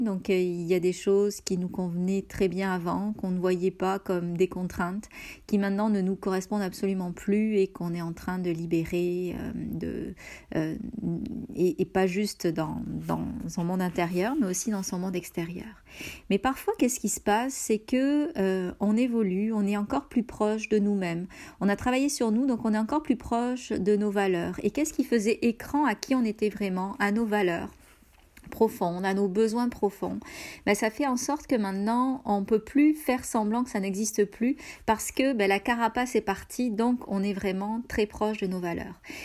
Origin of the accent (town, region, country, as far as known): France; moved away as an adult; now in Canada